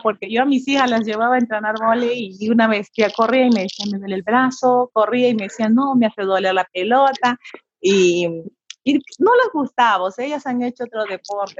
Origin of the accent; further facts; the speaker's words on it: Pucallpa, Ucayali, Peru; Yo soy de Pucallpa, nací aquí en Pucallpa.